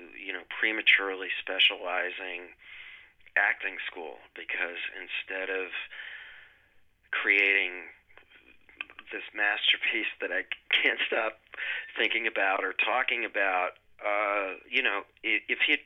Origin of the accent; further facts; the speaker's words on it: Wisconsin, United States; I grew up in Wisconsin